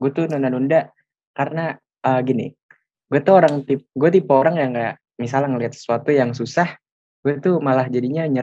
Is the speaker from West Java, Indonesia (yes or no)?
yes; Bekasi, West Java, Indonesia; gue dari Bekasi